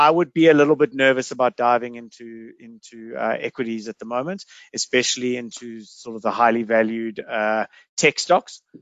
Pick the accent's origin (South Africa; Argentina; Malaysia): South Africa; I think as a South African, you should look to try and have you know half of your investable cash offshore.